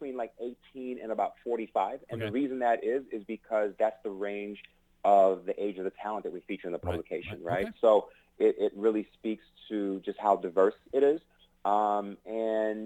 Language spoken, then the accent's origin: English; New York City, New York, United States; I'm from New York